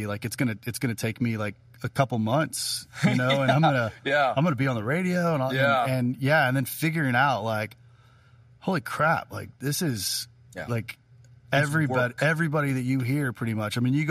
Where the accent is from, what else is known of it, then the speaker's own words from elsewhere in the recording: St. Louis, Missouri, United States; moved away as an adult; now in Nashville, United States; I grew up in St. Louis.